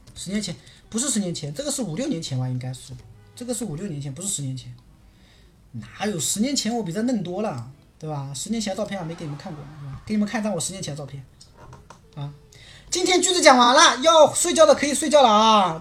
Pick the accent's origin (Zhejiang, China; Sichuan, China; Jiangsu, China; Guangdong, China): Zhejiang, China; Quzhou; also born or lived in South Korea; now in Ningbo, China; 我老家是衢州那边的